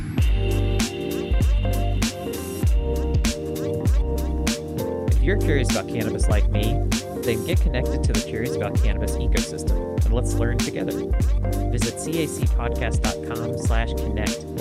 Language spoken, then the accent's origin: English; the South, United States; I grew up in the South